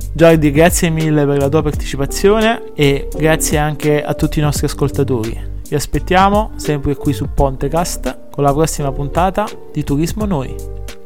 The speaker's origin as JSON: {"language": "Italian", "region": "Campania", "country": "Italy", "said": "da campano"}